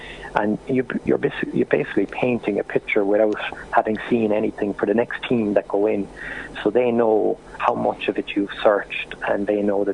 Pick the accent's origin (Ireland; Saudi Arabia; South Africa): Ireland; Cork, Munster; I'm from Cork